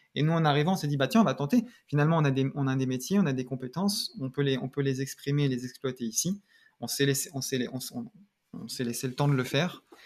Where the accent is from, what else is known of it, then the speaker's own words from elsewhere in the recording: Seine-Saint-Denis, Île-de-France, France; moved away as an adult; also born or lived in Paris; now in Canada; je suis né à Paris et j'ai grandi en région parisienne, dans, en Seine-Saint-Denis